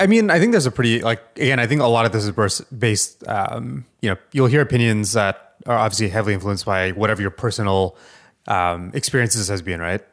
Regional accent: Canada; a Canadian

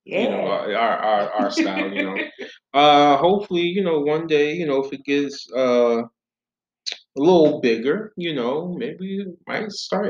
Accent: Philadelphia, Pennsylvania, United States; we're from Philly.

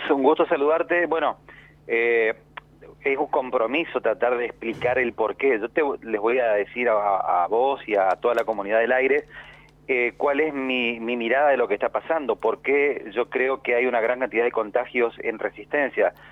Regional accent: Veneto, Italy; en mi caso puntualmente soy del Véneto, eh, sabemos que la Lombardía está pegado

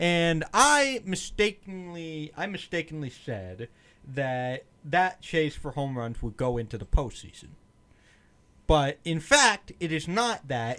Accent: Philadelphia suburbs, Pennsylvania, United States; I was born and raised, you know, in Pennsylvania, Philly suburbs

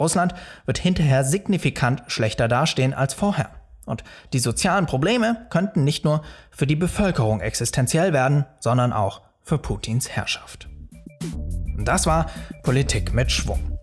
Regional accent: Germany; bei uns in Deutschland

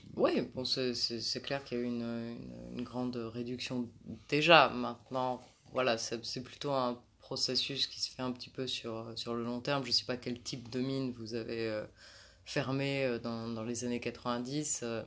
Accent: France; en tant que française

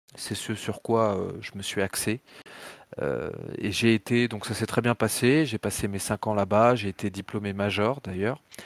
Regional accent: Tours, Centre-Val de Loire, France; moved away; also born or lived in Paris; très tôt, mes parents sont partis en province, vers Tours. Et donc, j'ai un peu grandi euh, comme ça dans un environnement de province.

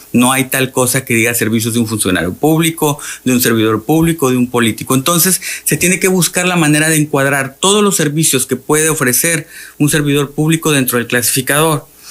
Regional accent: Tabasco, Mexico

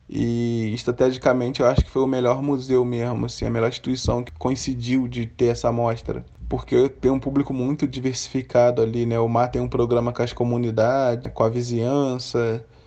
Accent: Brazil; also born or lived in London; esse cenário que a gente está vivendo aqui é o cenário onde eu, onde eu cresci, onde eu nasci, cresci e vivo até hoje

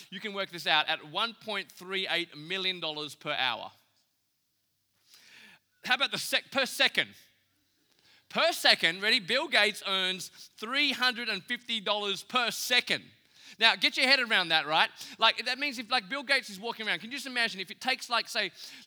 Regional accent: Australia; I'm from Australia

